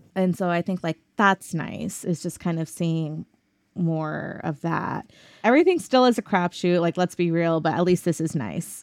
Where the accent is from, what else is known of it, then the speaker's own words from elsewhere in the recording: Arlington, Texas, United States; also born or lived in Pakistan; now in Austin, United States; I grew up in Arlington, Texas, outside of Dallas